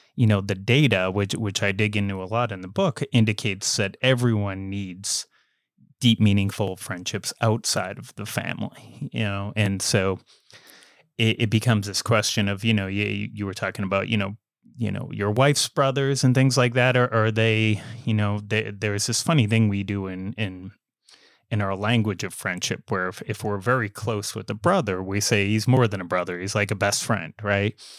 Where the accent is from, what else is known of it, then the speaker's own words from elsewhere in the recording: United States; accent: American; my American accent